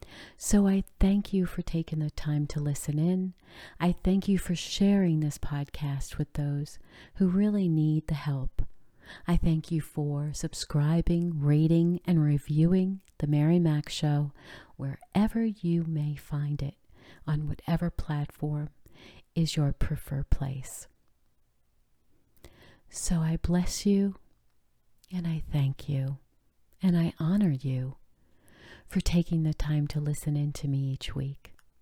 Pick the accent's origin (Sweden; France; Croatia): France; born there; I bet you didn't know that I was born in France when my father was in the military there.